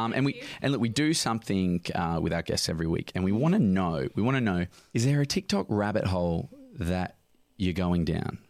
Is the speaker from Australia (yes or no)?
yes; Midland, Western Australia, Australia; also born or lived in Sydney; I'm from Midland